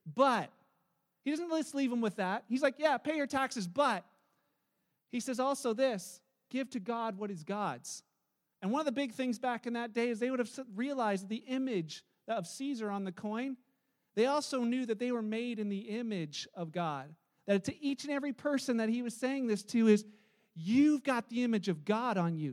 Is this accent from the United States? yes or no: no; Canada; as a Canadian, I'm probably only going to be a Canadian for about 89 years